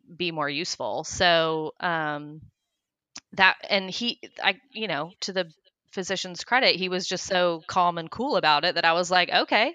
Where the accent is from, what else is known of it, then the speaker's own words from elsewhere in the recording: Johnson City, Tennessee, United States; also born or lived in Oklahoma; We actually moved to Tennessee from Oklahoma when I was, like, in grade school